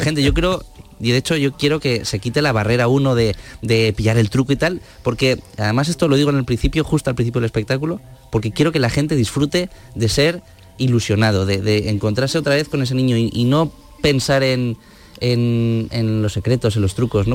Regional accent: León, Castile and León, Spain; moved away; also born or lived in Madrid; yo soy de León y en León no había escuelas, tuve que irme a Madrid a estudiar

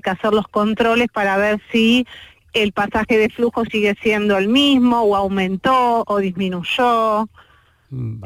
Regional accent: Argentina; moved away as an adult; now in Málaga, Spain; nosotros somos de Argentina, hace dos años que estamos viviendo aquí

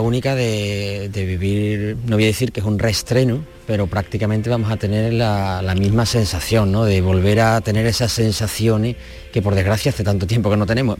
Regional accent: Seville, Andalusia, Spain; como sevillano

